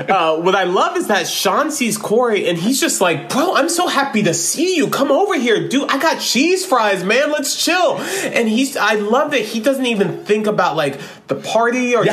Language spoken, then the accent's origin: English; Florida, United States; born or raised there